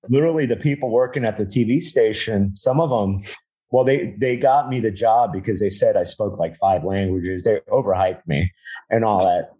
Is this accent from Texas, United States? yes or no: no; Miami, Florida, United States; moved away; I was from Miami